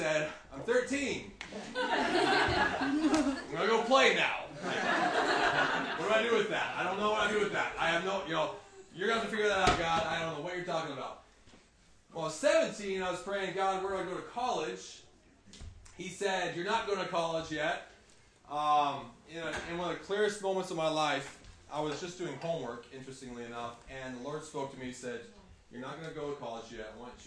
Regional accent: Oregon, United States; I grew up in Oregon as a rancher's kid.

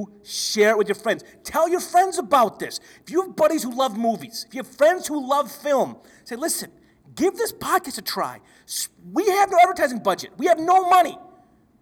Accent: Flint, Michigan, United States; We grew up in Flint, Michigan.

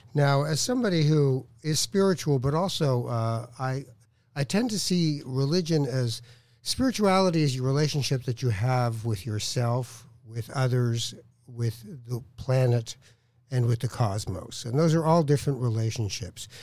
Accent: Tangier, Tanger-Tetouan-Al Hoceima, Morocco; I'm from Tangier

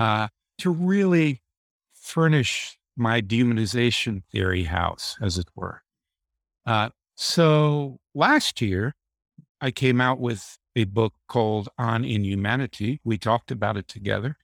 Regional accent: Deep South, United States; moved away as an adult; also born or lived in New York City / England; I was raised in the Deep South, in the Jim Crow era

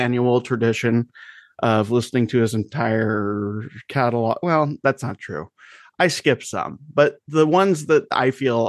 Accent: United States; because we're American males

